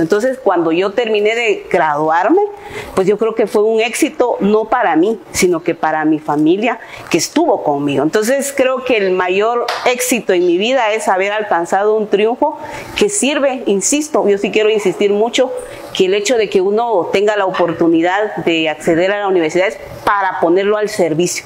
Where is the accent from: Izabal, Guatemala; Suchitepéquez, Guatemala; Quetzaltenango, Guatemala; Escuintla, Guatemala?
Escuintla, Guatemala; Palín; Soy originaria de Palín Escuintla